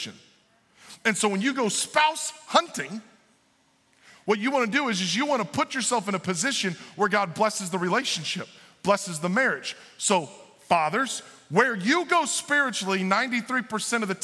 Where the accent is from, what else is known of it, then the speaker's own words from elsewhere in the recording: Illinois, United States; I'm from the Republican part of Illinois.